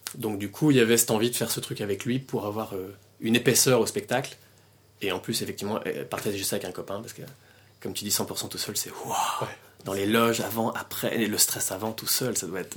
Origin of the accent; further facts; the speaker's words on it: France; moved away as an adult; now in Belgium; je suis français, je suis venu en Belgique en 2003.